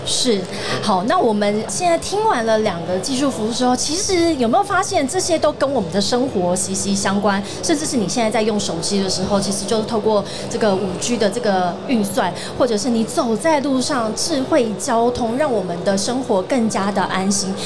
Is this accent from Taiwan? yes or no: yes; southern Taiwan, Taiwan; 因为我也是南部人